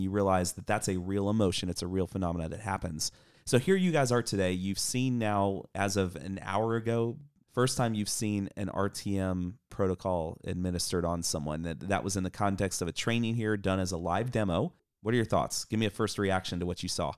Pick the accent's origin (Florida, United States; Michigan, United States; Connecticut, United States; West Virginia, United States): Florida, United States; Coral Springs; moved away; live here in Coral Springs, Florida. And this is my hometown, so came back to represent